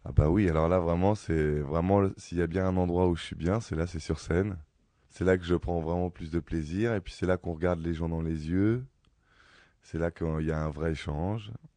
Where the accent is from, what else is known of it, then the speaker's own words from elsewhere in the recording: Ivry-sur-Seine, Île-de-France, France; je suis né à Ivry, j'ai grandi à Ivry